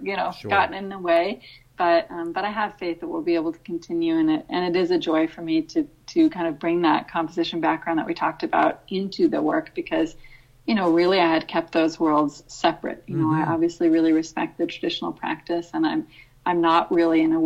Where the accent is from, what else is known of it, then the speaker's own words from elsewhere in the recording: San Francisco, California, United States; moved away as an adult; now in Hungary; I'm from San Francisco